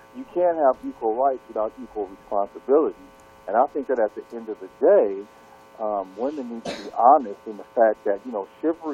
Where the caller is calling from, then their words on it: Seattle, Washington, United States; I'm calling from Seattle, Washington.